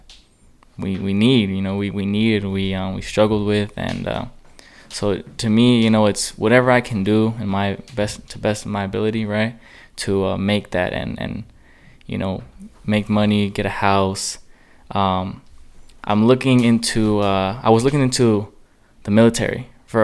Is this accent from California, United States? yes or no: yes; Chula Vista, California, United States; I'm a kid from Chula Vista, San Diego.